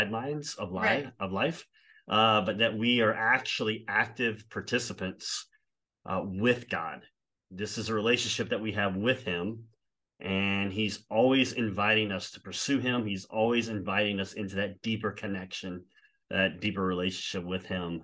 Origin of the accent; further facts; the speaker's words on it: South Louisiana, United States; I did go to an all boys Catholic high school because I am from South Louisiana